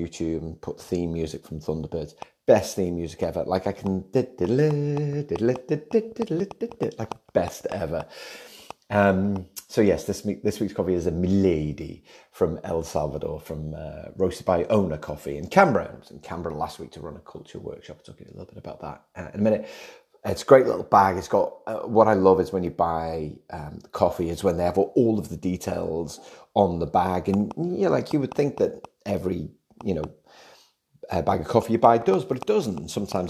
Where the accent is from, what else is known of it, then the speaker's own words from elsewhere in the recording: Liverpool, North West England, United Kingdom; now in Australia; growing up in Liverpool